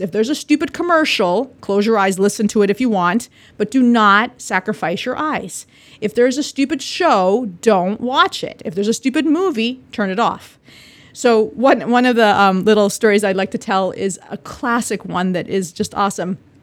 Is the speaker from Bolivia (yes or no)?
yes; Bolivia; moved away; I'm from Bolivia, South America